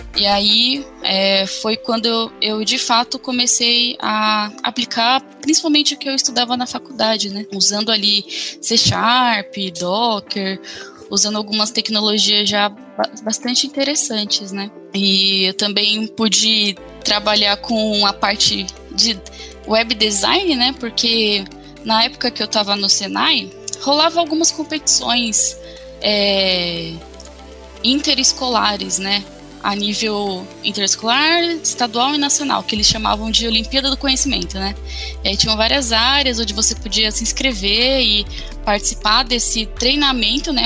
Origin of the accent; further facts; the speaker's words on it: São Paulo, Brazil; eu sou é, de São Paulo, capital